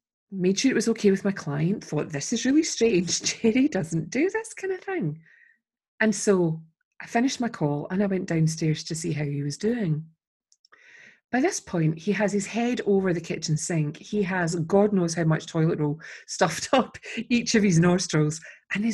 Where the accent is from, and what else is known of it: Scotland, United Kingdom